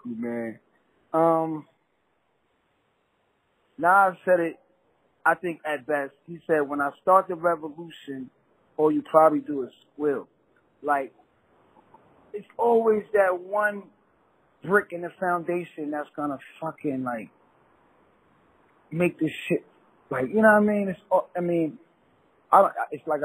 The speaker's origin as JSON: {"language": "English", "town": "New York City", "region": "New York", "country": "United States", "also_born_or_lived": "Queens", "said": "I'm from Brooklyn. Moved to Queens"}